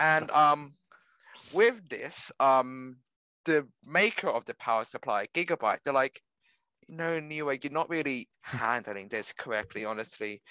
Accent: Australia; we're Australian.

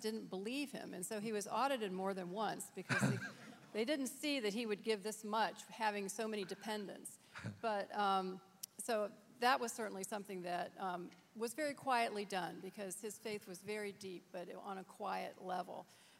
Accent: Virginia, United States; We grew up here in Fairfax County. Our dad had a solid middle-class job. There were six children, so money was always tight

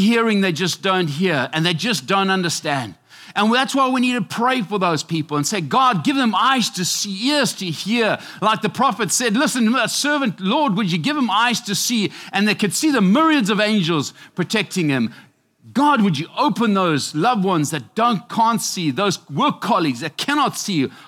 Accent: Zimbabwe; now in United States; I am from Mesopi, Zimbabwe, Africa.

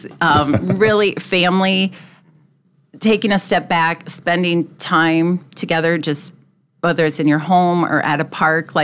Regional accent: Luverne, Minnesota, United States; also born or lived in Duluth / Sioux Falls; now in Brandon, United States; I grew up in Laverne, so a small town community

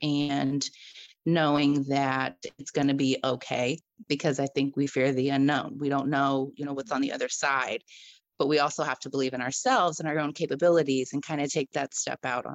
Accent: Dayton, Ohio, United States; moved away as an adult; now in Florida, United States; I am from Dayton, Ohio. I currently reside in Florida

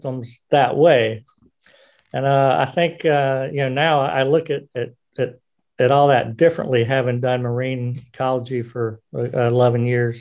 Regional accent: South Carolina, United States; moved away as an adult; also born or lived in Washington State; now in Philadelphia, United States; growing up in South Carolina

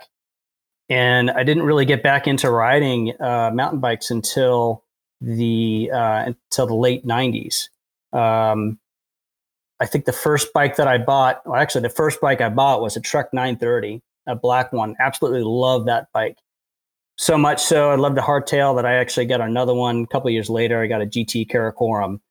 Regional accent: Fairfax, Virginia, United States; now in Frederick, United States; I grew up in Fairfax, Virginia

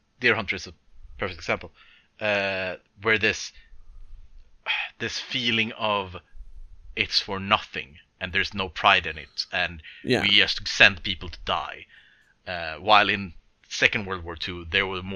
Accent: Sweden; I'm from Sweden where we don't have this thing where there is war all the time

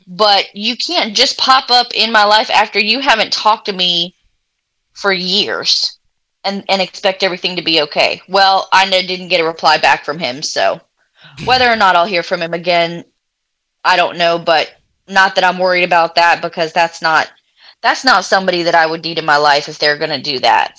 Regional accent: Clearwater, Florida, United States; moved away; also born or lived in Louisiana; originally, I'm from Florida. Um, I tell people the Tampa Bay area

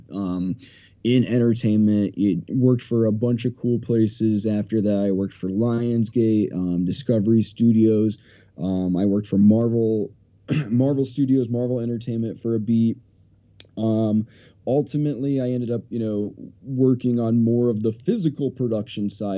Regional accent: a small town in Iowa, United States; now in Beverly Hills, United States; I'm from a small town in the middle of nowhere, Iowa, town of like 300 people.

